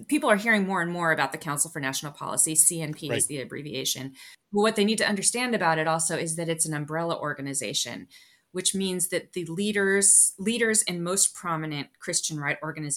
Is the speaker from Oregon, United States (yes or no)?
no; California, United States; moved away; my home state of California